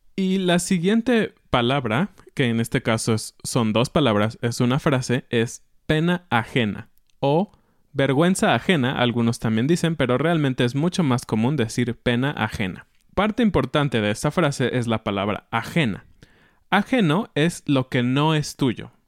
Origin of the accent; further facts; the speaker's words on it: Mexico; como mexicanos